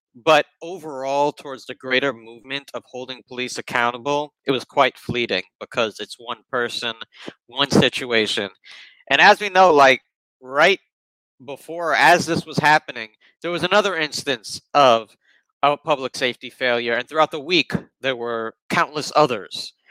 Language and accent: English; New York City, New York, United States; I grew up in Bronx public uh, middle school, elementary school